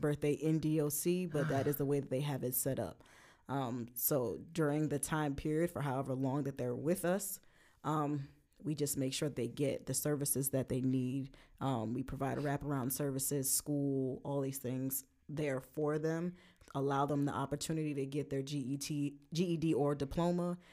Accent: Brooklyn, New York, United States; moved away; we're both from Brooklyn

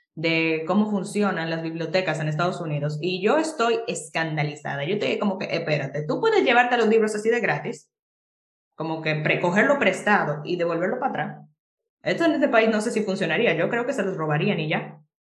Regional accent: Jarabacoa, La Vega, Dominican Republic; moved away as an adult; now in Santiago, Dominican Republic; vivo en Santiago ahora por la universidad, pero yo originalmente soy de Jarabacoa

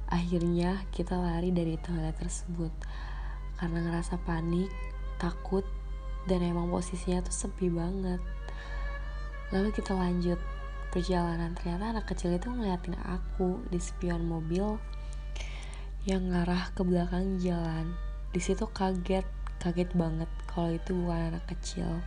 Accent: Karawang, West Java, Indonesia; Aku asli dari Karawang, Jawa Barat.

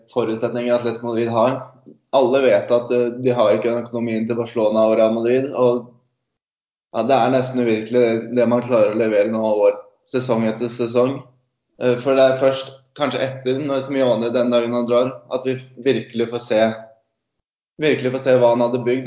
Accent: Sandefjord, Vestfold, Norway; now in Stavanger, Norway; Jeg kommer fra Sandefjord

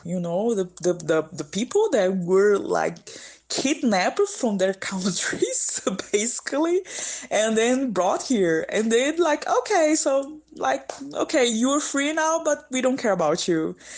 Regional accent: São Luís, Maranhão, Brazil; English is a second language; moved away as an adult; now in São Paulo, Brazil; my hometown, it's a beautiful island in the northeast of Brazil called São Luís

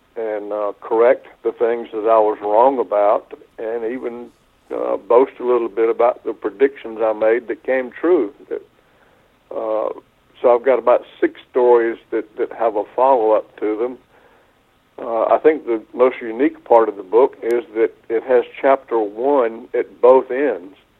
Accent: southeastern North Carolina, United States; this property near my hometown in southeastern North Carolina

